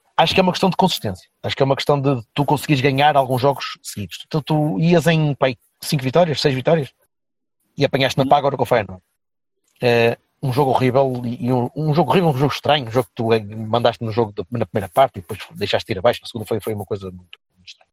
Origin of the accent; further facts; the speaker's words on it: Vila Nova de Gaia, Norte, Portugal; o clube da minha terra